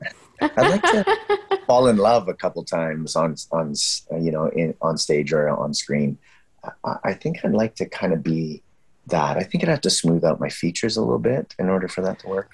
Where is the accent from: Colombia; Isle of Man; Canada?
Canada; We're so Canadian